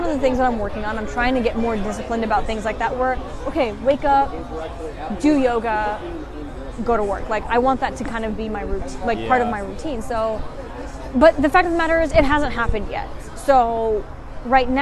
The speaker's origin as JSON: {"language": "English", "country": "United States", "tie": "born or raised there", "said": "growing up in American society"}